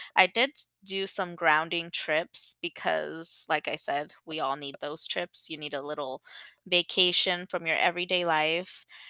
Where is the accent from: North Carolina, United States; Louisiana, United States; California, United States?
California, United States; Los Angeles; I grew up in LA. I'm from San Fernando Valley.